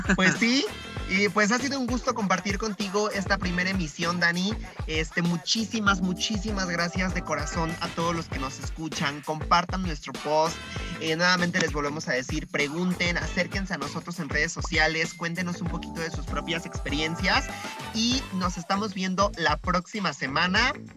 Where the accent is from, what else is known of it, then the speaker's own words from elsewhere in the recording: Puebla, Mexico; como sociedad mexicana y en el caso específico de Puebla